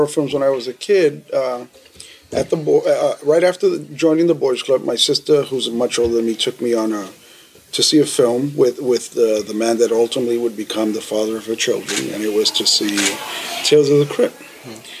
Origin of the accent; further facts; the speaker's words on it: New York City, New York, United States; also born or lived in Lower East Side, Manhattan; my mother moved up to the South Bronx probably when I was about a year old